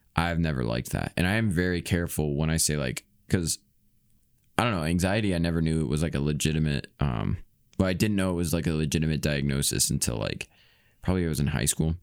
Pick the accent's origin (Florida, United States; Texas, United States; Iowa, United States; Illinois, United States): Iowa, United States; I'm from Iowa, though I'm not from farm area